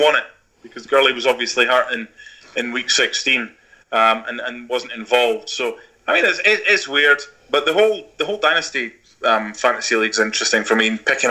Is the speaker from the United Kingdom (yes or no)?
yes; Scotland, United Kingdom; now in United States; I'm from Scotland